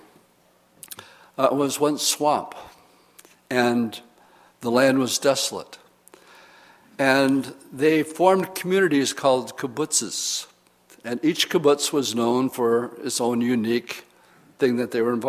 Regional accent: Oshkosh, Wisconsin, United States; I'm from Oshkosh

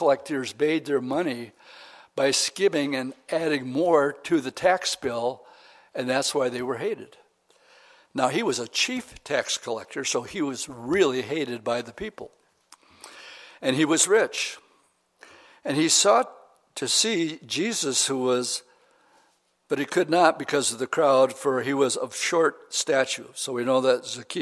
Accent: Oshkosh, Wisconsin, United States; I grew up in Oshkosh

